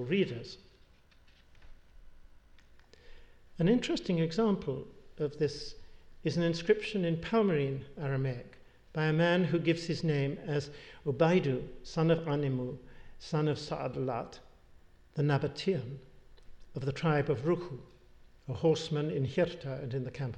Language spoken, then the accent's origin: English; England, United Kingdom; accent: English; an English accent, I identify myself as Scottish when I'm in England, but am identified by others as English when I'm in Scotland